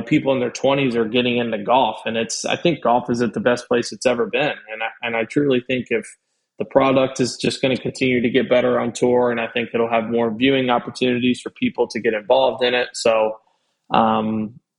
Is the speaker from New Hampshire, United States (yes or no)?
no; Louisville, Kentucky, United States; now in Florida, United States; growing up in Louisville